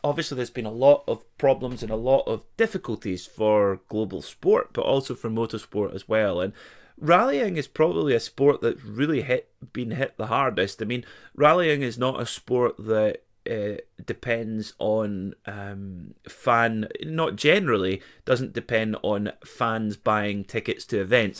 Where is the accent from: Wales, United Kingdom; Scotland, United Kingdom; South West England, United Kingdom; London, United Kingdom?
Scotland, United Kingdom; Perth; my hometown of Perth